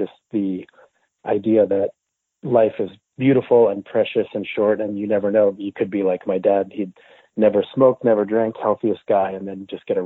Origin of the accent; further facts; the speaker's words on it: Montreal, Quebec, Canada; now in Los Angeles, United States; I'm actually originally from Montreal, from Canada. So I grew up French-Canadian